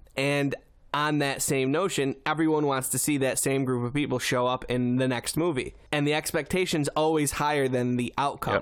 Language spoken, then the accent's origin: English; Syracuse, New York, United States; I'm from Syracuse